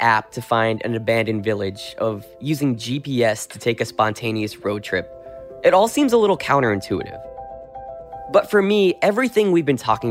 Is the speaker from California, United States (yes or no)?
no; New Jersey, United States; showing me around my home state